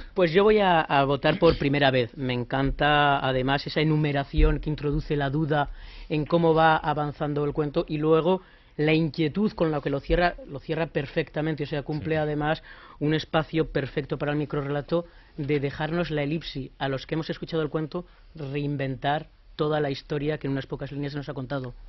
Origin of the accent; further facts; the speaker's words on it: Zaragoza, Aragon, Spain; moved away as an adult; now in Madrid, Spain; Madrid soy, zaragozano